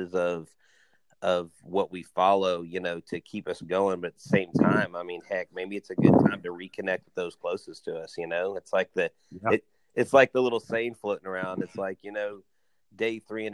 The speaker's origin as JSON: {"language": "English", "town": "Houston", "region": "Texas", "country": "United States", "tie": "born or raised there", "said": "growing up in Houston"}